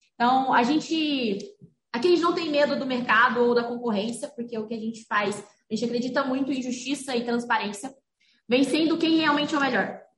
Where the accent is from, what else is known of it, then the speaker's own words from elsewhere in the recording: Rio Verde, Goiás, Brazil; moved away as an adult; now in Franca, Brazil; eu venho de Rio Verde, Goiás